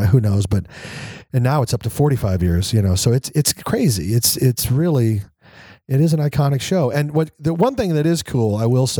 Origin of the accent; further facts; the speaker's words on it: Kansas, United States; moved away as an adult; I was from Kansas and the military